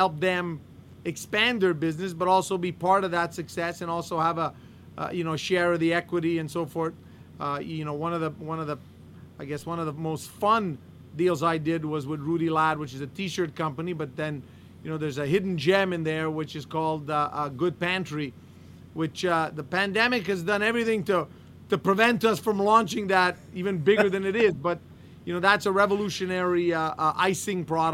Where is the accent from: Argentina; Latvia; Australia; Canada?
Canada; Montreal, Quebec; also born or lived in London, Ontario; I'm Canadian. I'm born in Montreal, born, raised in Montreal, went to school, London, Ontario.